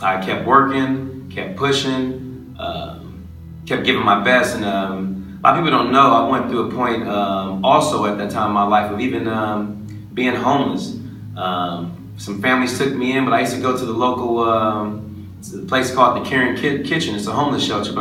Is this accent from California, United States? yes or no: yes; Los Angeles, California, United States; growing up in Los Angeles